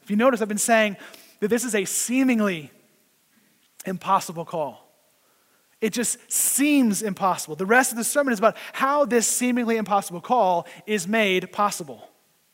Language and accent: English; Oklahoma, United States; now in New Jersey, United States; I grew up in Oklahoma and you could drive at 16